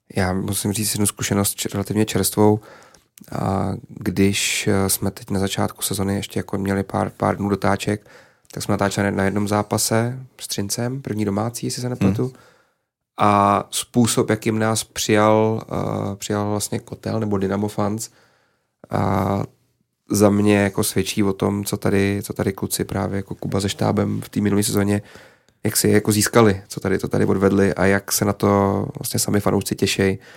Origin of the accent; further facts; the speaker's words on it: Písek, South Bohemian Region, Czechia; moved away; já jsem vyrůstal prostě na malém městě a fandil jsem tomu svýmu svýmu klubu